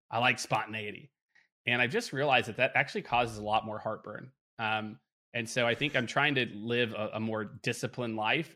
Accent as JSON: {"language": "English", "region": "Midwest", "country": "United States", "tie": "born or raised there", "said": "growing up in the Midwest"}